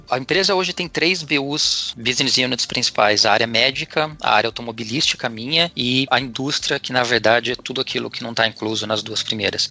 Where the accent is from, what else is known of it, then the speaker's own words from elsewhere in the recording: Lençóis Paulista, São Paulo, Brazil; moved away as an adult; now in Munich, Germany; eu sou do interior de São Paulo, cidade Lençóis Paulista, perto de Bauru